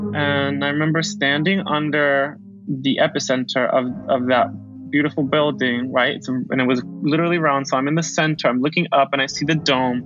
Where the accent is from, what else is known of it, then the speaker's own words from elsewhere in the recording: Caracas, Capital District, Venezuela; moved away as an adult; also born or lived in Darien, Connecticut, United States; now in Barcelona, Spain; I was born in the Parroquia La Vega, which my brother would tease me. I was born in Las Vegas. And I had a, an experience of Venezuela that was very early on, like before preschool, and then after second grade. That's when I returned